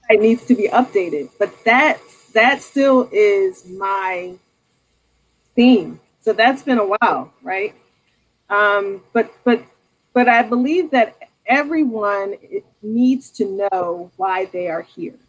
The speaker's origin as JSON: {"language": "English", "town": "Norristown", "region": "Pennsylvania", "country": "United States", "said": "I'm from Norristown"}